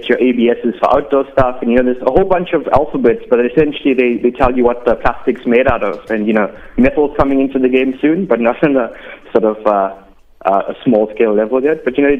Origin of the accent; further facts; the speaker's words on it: Durban, KwaZulu-Natal, South Africa; moved away as an adult; now in Cape Town, South Africa; I'm originally from Durban. Came to Cape Town for work